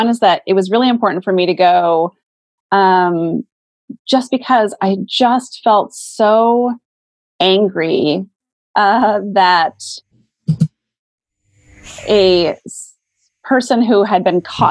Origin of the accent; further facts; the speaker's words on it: Montana, United States; moved away; I'm from Montana originally. Like I grew up with guns.